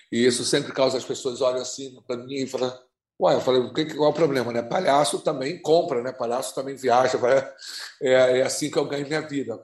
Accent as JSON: {"language": "Portuguese", "region": "Rio de Janeiro", "country": "Brazil", "tie": "born or raised there", "said": "eu nasci, eu nasci, quer dizer, fui criado no Dia da Rainha, eu sou então sou um palhaço negro, suburbano carioca"}